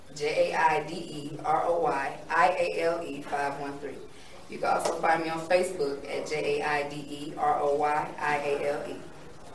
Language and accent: English; Decatur, Georgia, United States; also born or lived in Miami, Florida; I am originally from Miami, but I was raised in Decatur, East Side